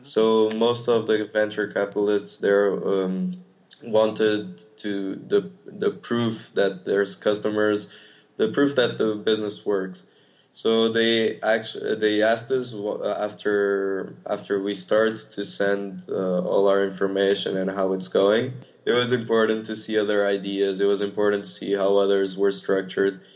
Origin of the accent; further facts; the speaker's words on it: Portugal; moved away; I'm from Portugal